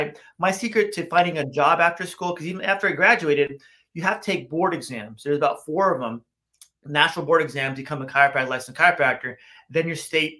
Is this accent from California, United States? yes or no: yes; Los Angeles, California, United States; I grew up in West LA, West Los Angeles, many, many moons ago.